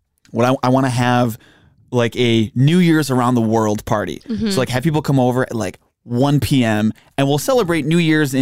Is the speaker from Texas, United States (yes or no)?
no; Buffalo, New York, United States; I grew up in Buffalo where the bars close at 4 a.m.